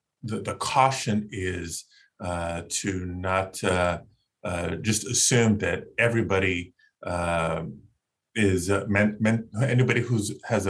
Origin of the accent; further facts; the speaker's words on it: Southern California, United States; I grew up in Southern California